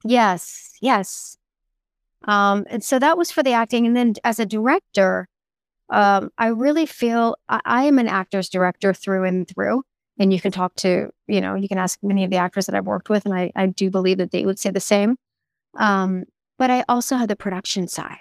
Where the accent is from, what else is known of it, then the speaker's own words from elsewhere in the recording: South Florida, United States; I was raised in South Florida